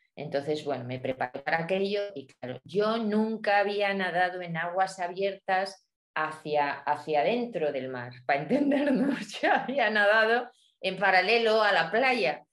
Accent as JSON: {"language": "Spanish", "area": "La Valcueva", "region": "Castile and León", "country": "Spain", "tie": "born or raised there", "also_born_or_lived": "Madrid", "moved": "as an adult", "lives_now": "León, Spain", "said": "nací en la montaña central de, León, en la Valcueva"}